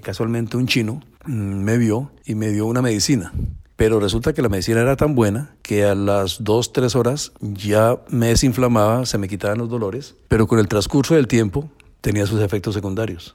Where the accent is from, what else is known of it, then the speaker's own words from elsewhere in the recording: Colombia; moved away as an adult; now in Miami, United States; como buen colombiano